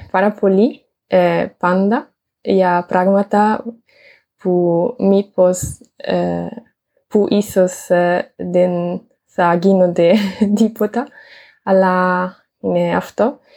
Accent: Italy; Greek is a second language; moved away as an adult; now in Germany; είμαι από την Ιταλία και είμαι 25 χρονών.

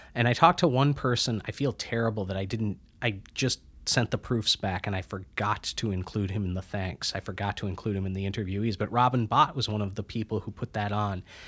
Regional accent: Midwest, United States; moved away; also born or lived in Minneapolis; I'm from the Midwest

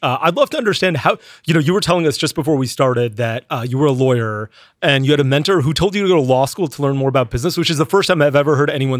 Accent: Sarasota, Florida, United States; We're in South Florida. I grew up in South Florida.

